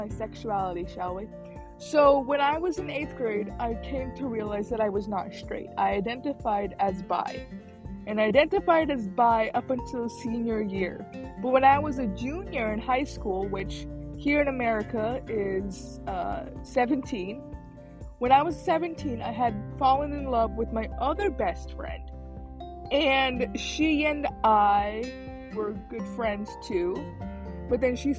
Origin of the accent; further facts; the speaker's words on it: Illinois, United States; moved away as an adult; also born or lived in Philippines / Texas; now in California, United States; I grew up in Illinois. We grew up there until I was 18